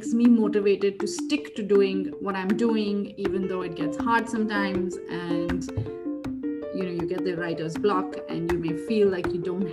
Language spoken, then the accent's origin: English; India; moved away as an adult; I lived in India my whole life. I grew up in India. I went to school in India, college, university. I moved here only 8 years ago. And I was well in my 20s when I moved here.